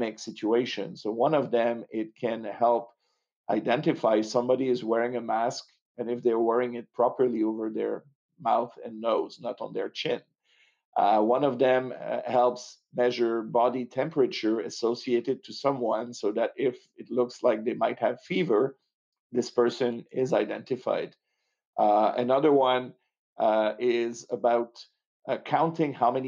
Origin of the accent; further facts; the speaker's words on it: Montreal, Quebec, Canada; accent: French; now in Los Angeles, United States; I'm French Canadian. I'm originally from Montreal